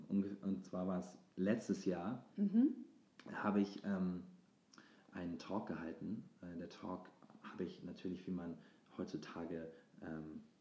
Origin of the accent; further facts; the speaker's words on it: Hamburg, Germany; dass ich zu Hause gemacht habe, also in meiner Heimatstadt, in Hamburg, und dass ich da ähm, auf der Bühne stand